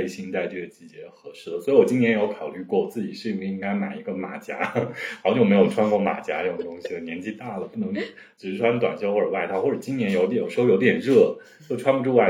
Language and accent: Chinese; Hanzhong, Shaanxi, China; also born or lived in Xi'an; now in Kunming, China; 包括我老家汉中那里啊